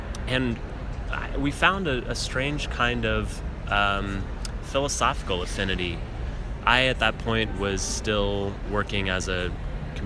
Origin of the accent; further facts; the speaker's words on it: Denver, Colorado, United States; my cousin Alex Blum, who I grew up with in Denver, Colorado